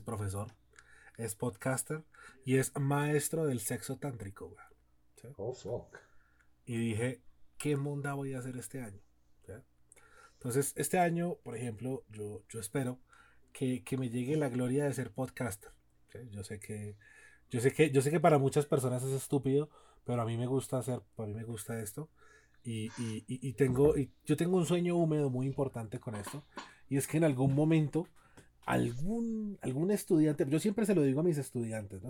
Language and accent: Spanish; Cali, Valle del Cauca, Colombia; yo soy de Cali, y así hablamos los caleños